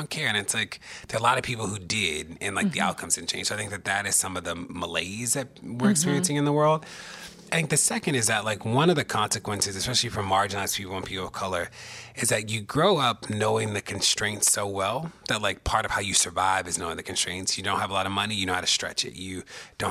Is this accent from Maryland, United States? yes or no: yes; Baltimore, Maryland, United States; moved away as an adult; also born or lived in Maine; growing up in Baltimore